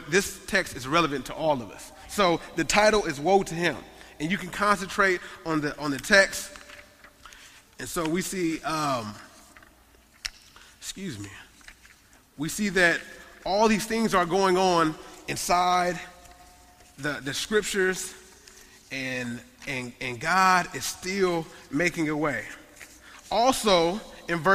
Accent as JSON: {"language": "English", "country": "United States", "said": "I love being American"}